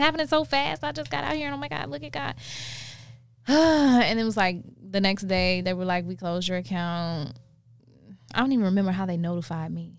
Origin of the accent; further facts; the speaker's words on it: South Carolina, United States; moved away; I'm from South Carolina